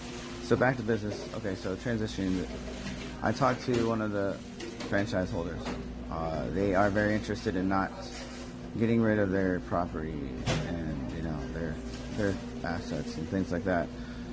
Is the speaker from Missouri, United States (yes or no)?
no; Fort Myers, Florida, United States; so we're from Fort Myers area